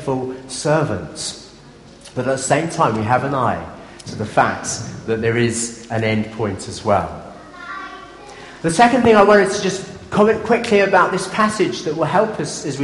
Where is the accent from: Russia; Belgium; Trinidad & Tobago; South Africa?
South Africa; Durban, KwaZulu-Natal; moved away; I grew up in South Africa in my early days, and we had a boat in Durban Harbour.